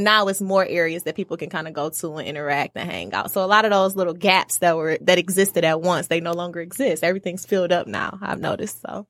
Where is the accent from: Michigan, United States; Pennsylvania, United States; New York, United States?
Michigan, United States; Oak Park; also born or lived in Detroit, Michigan; I actually grew up in Oak Park for, like, ear-, my early years as far as, like, elementary, middle school